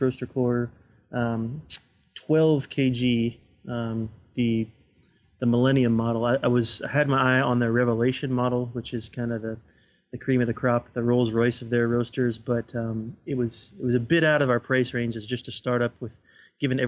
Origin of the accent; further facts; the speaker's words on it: Florida, United States; moved away; I'm from Florida originally, and we have family down